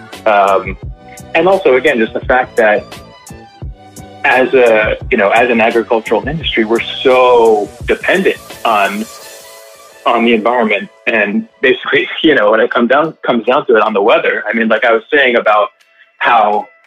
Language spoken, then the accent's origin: English; New York, United States; also born or lived in California; I grew up in New York, and I just like was never quite ready to leave New York